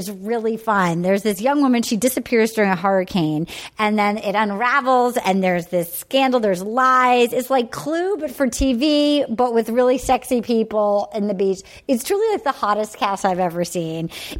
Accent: Little Compton, Rhode Island, United States; they go to my hometown.

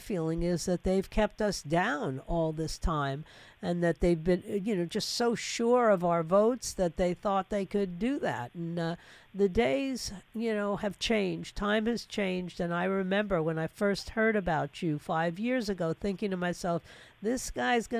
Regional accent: New York City, New York, United States; I was born and raised in New York City.

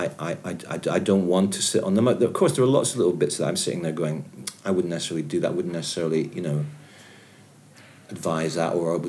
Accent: Edinburgh, Scotland, United Kingdom; born or raised there; also born or lived in Aberdeen

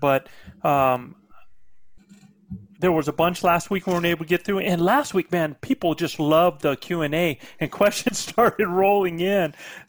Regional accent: Philadelphia, Pennsylvania, United States; You know, where you're from? I'm from Philly, man.

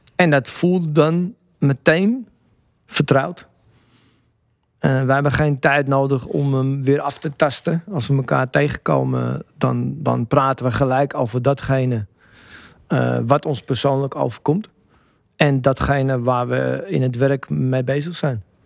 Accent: Amsterdam, North Holland, Netherlands; ik ben van Blauwe Zand. En dat was bepaald niet eh, de beste buurt van Amsterdam-Noord.

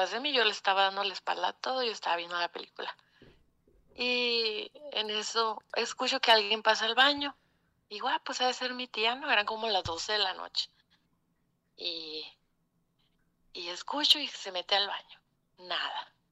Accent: Ciudad Obregón, Sonora, Mexico; accent: norteñito; soy de Sonora.

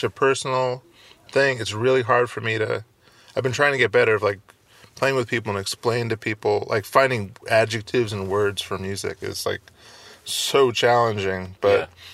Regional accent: Redwood City, California, United States; I grew up in Redwood City, like on the peninsula

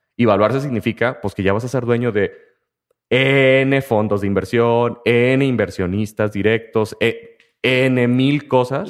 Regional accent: Mexico; el sistema de trabajo en muchas de las empresas de todo nuestro país

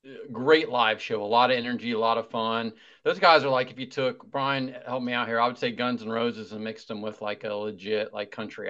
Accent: Ohio, United States; I'm from Ohio

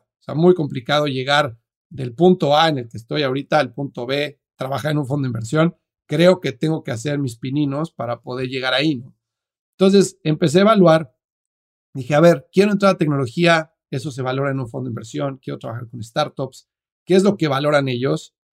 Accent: Mexico City, Mexico; moved away as an adult; now in United States; soy mexicano, vivo en Estados Unidos hace 13 años, pero nací y crecí en la Ciudad de México

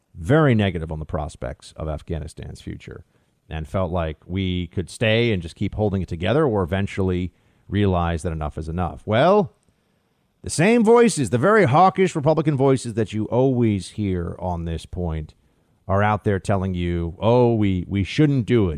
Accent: United States

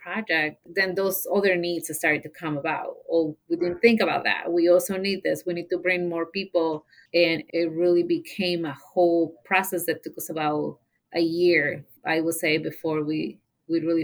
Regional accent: Mexico; English is a second language; moved away as an adult; now in Zeeland, United States; So I moved to the Ceylon area from Mexico when I was 18 years old.

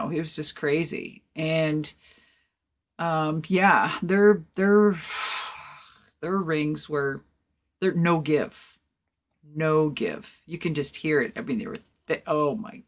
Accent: Minnesota, United States; moved away; I'm originally from Minnesota

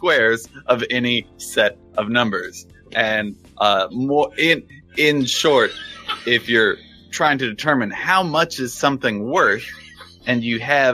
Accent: Texas, United States; I was born in Texas

